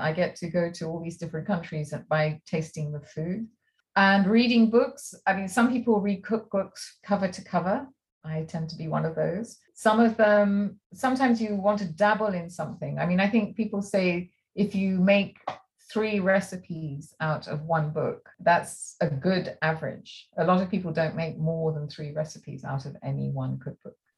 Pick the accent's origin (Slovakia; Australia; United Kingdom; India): United Kingdom; England; also born or lived in France; now in Santa Barbara, United States; Growing up in England, so I'm, I'm half French and half English. And um, growing up in England and indeed in France